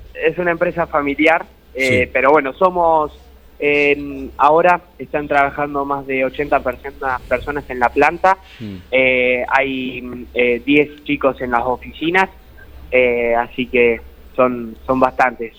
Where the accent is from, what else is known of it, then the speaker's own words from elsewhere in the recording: Guatimosín, Córdoba, Argentina; el pueblo, eh, aunque parezca mentira, somos 8 cuadras por 5. tenemos dos clubes